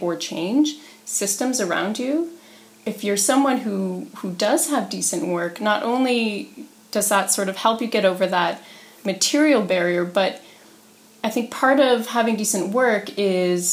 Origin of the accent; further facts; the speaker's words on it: Peterborough, Ontario, Canada; So I grew up here in Peterborough in a working class family